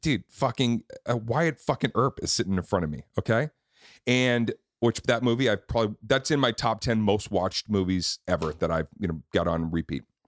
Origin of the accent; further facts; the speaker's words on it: Boston, Massachusetts, United States; moved away; We filmed it in Boston. I got to produce it in my hometown